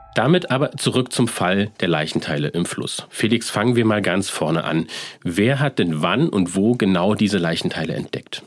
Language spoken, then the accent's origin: German; Leipzig, Saxony, Germany; Ich bin Leipziger, ich bin Kanu-Rennsportler, das heißt, jahrelang war das mein Trainingsgebiet